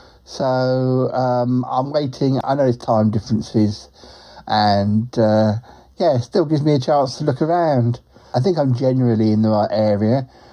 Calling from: Australia; Yes, I'm calling from Australia.

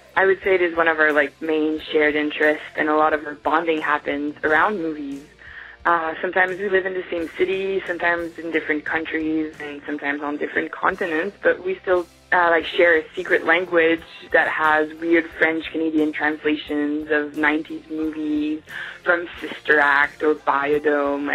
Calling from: Australia; I'm calling from Australia

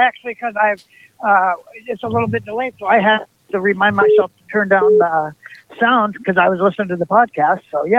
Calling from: Salt Lake City, Utah, United States; I am in Salt Lake City.

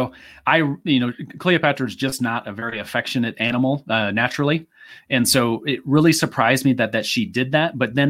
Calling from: Phoenix, Arizona, United States; Well, this is because where I live in Phoenix, Arizona, we don't change time zones.

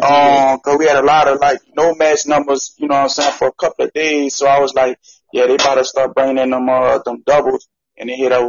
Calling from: Louisiana, United States

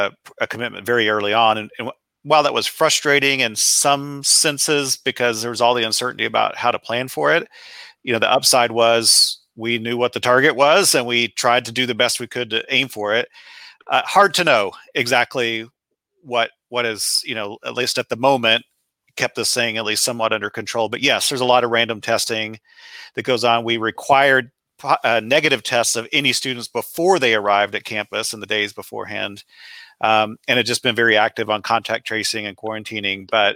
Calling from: West Lafayette, Indiana, United States; I'm in West Lafayette, Indiana, which is about midway between Indianapolis and Chicago.

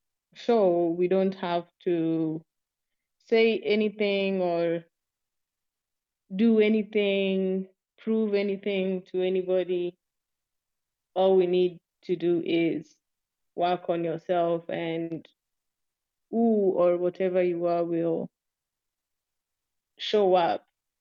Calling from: Kenya; I'm speaking from Kenya.

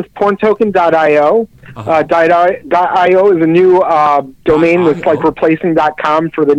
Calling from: El Monte, California, United States; I'm calling from El Monte, California, which is in East Los Angeles

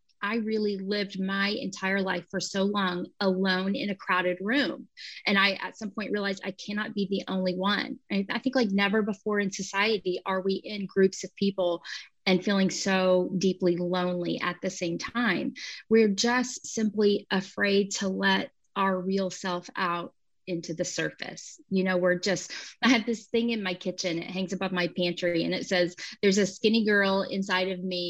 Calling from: Tulsa, Oklahoma, United States; So I'm joining you from Tulsa, Oklahoma.

